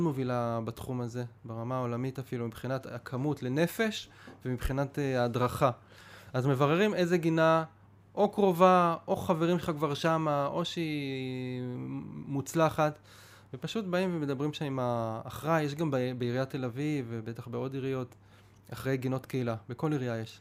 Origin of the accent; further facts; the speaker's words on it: Pardes Hanna-Karkur, Haifa District, Israel; אני בא מפרדס חנה, זה מה שאני מכיר